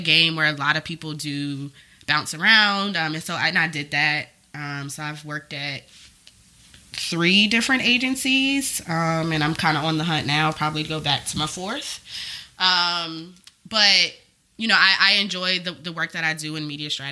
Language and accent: English; Hampton, Virginia, United States; moved away as an adult; also born or lived in Washington, D.C.; now in New York, United States; I'm from Virginia. I'm from Hampton